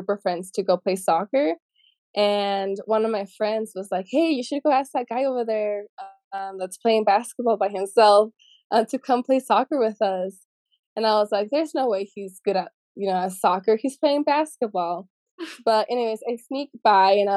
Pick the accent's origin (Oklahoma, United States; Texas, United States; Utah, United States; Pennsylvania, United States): Utah, United States; I grew up here in Utah, and yeah, so I'm Mexican American